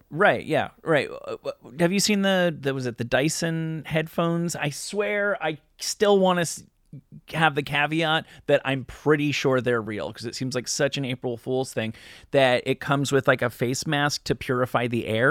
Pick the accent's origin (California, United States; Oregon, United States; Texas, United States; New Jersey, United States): New Jersey, United States; moved away; where I grew up in New Jersey